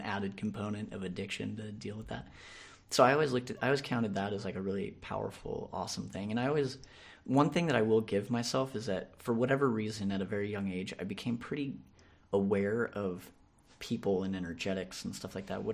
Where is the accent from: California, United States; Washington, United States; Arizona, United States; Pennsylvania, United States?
California, United States; San Diego; Grew up here in San Diego